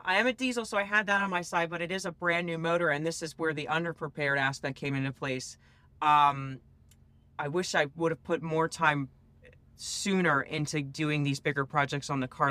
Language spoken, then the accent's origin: English; East Coast, United States; I come from the East Coast